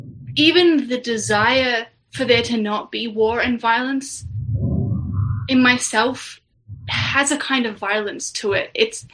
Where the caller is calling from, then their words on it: Canberra, Australian Capital Territory, Australia; We're in Australia, in Canberra.